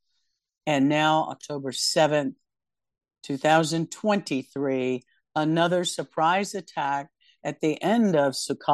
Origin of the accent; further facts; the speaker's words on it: United States; as an American